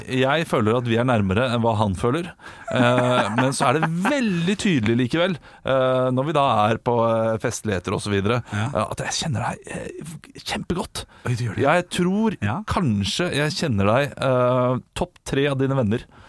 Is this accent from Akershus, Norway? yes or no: yes; Asker, Akershus, Norway; Jeg er fra Asker.